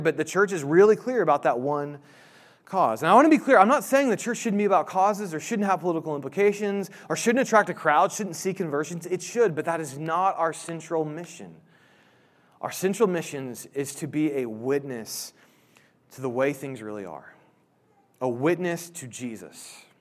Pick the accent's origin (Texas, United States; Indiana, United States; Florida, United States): Indiana, United States; Indianapolis; I grew up in Indianapolis